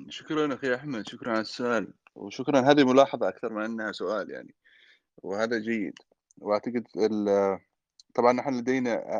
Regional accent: Aden, Yemen; also born or lived in Hadhramaut (ancestry); انا اعتبر نفسي كمان انا عدني يعني مش فقط حضرمي بحكم اني خلقت في عدن تربيت في عدن

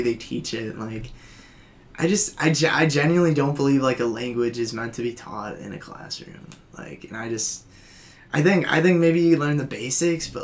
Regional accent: Oshkosh, Wisconsin, United States; moved away as an adult; now in Madison, United States; I'm from Oshkosh, so it's, like, hour and a half away

